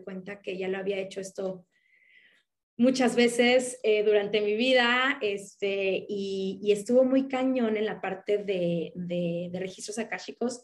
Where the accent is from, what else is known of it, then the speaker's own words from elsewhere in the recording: Mexico; mexicana, tengo 37 años